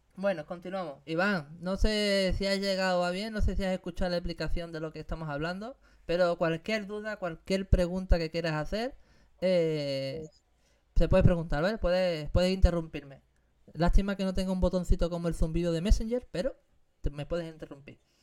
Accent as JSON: {"language": "Spanish", "town": "Algeciras", "region": "Andalusia", "country": "Spain", "moved": "yes", "said": "en mi tierra, en Andalucía, en Algeciras, Cádiz."}